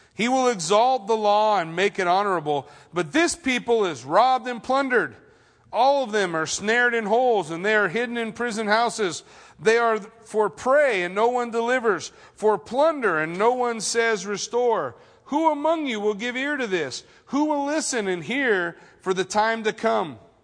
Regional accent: United States; I'm American.

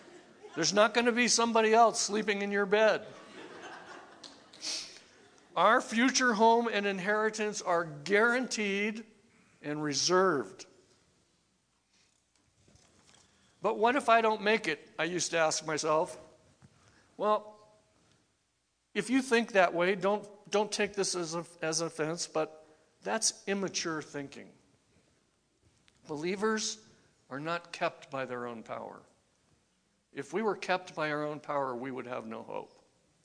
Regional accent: California, United States; now in Idaho, United States; I'm from California.

